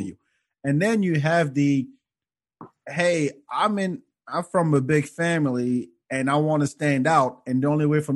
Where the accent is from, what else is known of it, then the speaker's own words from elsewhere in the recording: Paris, Île-de-France, France; moved away; I grew up in Paris